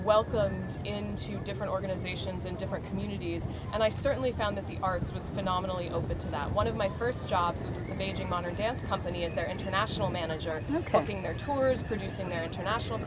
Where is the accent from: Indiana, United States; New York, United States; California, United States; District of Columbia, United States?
District of Columbia, United States; Washington; moved away as an adult; also born or lived in China; now in Hong Kong; I grew up in Washington, D.C.